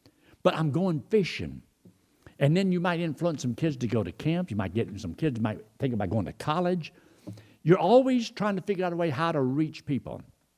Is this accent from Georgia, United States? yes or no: yes; Georgia, United States; Well, I didn't come from a ranch. I came from Georgia. And I came down here and got into this situation.